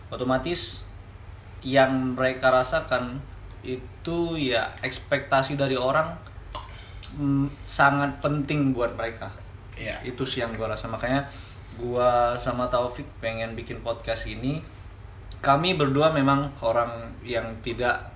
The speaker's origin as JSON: {"language": "Indonesian", "town": "Balikpapan", "region": "East Kalimantan", "country": "Indonesia", "tie": "born there", "said": "Gue lahir di Balikpapan, besar di mana-mana karena orang tua PNS"}